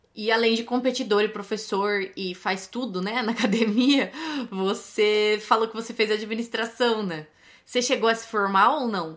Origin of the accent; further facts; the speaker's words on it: São Paulo, Brazil; eu sou de São Paulo